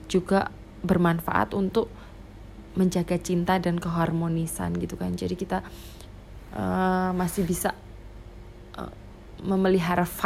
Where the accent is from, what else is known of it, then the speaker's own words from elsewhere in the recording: Java, Indonesia; accent: medok; karena logatku medok kental banget kayak gini ya suaranya medok banget